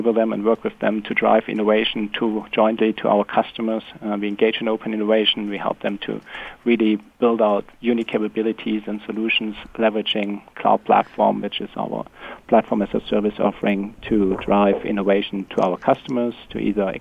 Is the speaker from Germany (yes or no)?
yes; Germany; also born or lived in Italy; I'm originally obviously from Germany and Europe